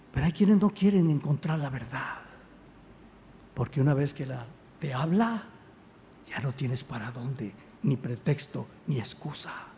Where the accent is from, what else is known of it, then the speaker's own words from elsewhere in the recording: Veracruz, Mexico; Yo soy jarocho